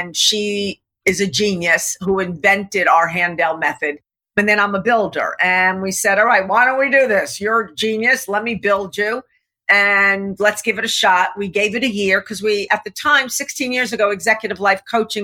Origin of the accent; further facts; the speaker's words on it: New York, United States; also born or lived in Laguna Beach, California; I'm a New Yorker